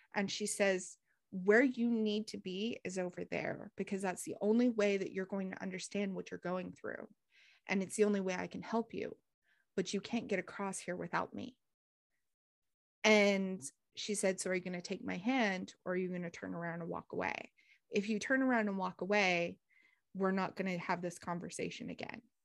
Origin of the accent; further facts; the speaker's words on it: United States; growing up in America